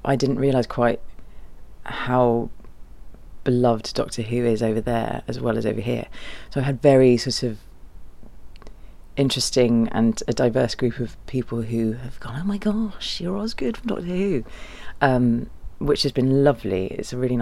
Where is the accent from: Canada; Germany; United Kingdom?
Germany; moved away; My dad's German. I was born in Germany, and so I have lots of relatives over there.